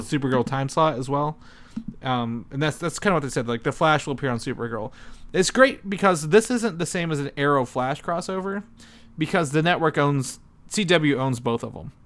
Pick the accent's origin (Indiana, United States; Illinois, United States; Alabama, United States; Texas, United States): Indiana, United States; I'm from Indiana